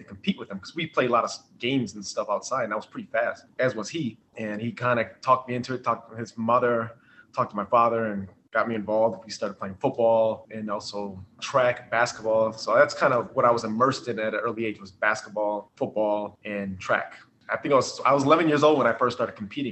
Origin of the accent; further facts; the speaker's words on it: Minneapolis, Minnesota, United States; also born or lived in Austin, Minnesota; South Minneapolis, where I grew up